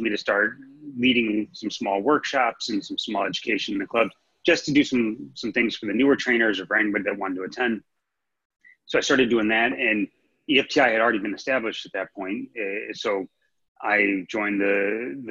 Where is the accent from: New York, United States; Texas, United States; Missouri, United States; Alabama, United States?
Missouri, United States; St. Louis; moved away as an adult; now in Los Angeles, United States; I'm originally from St. Louis, Missouri, so I didn't know what Equinox was when I moved out to Los Angeles